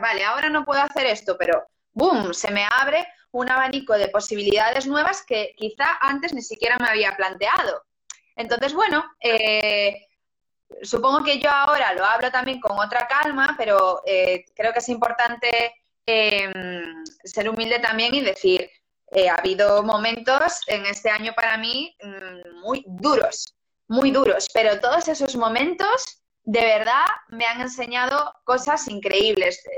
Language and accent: Spanish; Lugo, Galicia, Spain; yo soy de Lugo